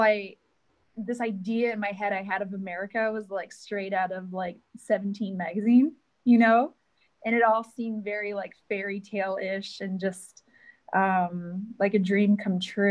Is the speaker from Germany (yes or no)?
no; Canada; moved away as an adult; where I grew up in Canada is probably 7 hours from Athens, Ohio.